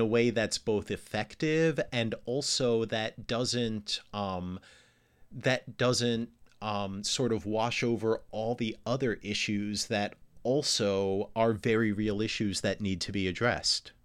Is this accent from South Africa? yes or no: no; New York, United States; moved away; also born or lived in Chicago / Houston / Los Angeles / Gainesville, Florida; I grew up in New York, right? And I lived in, I lived in, uh, I lived i, outside of Chicago, I lived in Houston, I lived in Los Angeles